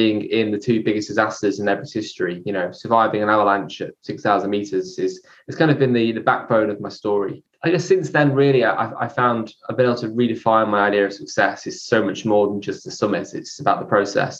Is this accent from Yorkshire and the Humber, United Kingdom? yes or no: no; near Chester, North West England, United Kingdom; I was brought up near Chester